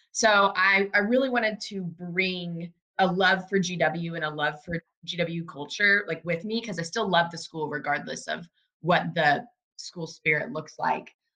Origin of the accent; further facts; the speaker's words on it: Oklahoma, United States; moved away as an adult; now in Washington, D.C., United States; I am originally from a small college town in Oklahoma. I am like a country girl.